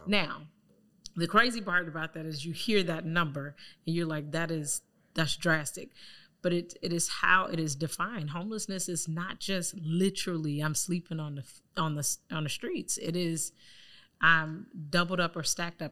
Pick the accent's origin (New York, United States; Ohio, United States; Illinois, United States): Illinois, United States; Chicago; also born or lived in Lake County; coming back to Chicago, where I'm from, born and raised on the South Side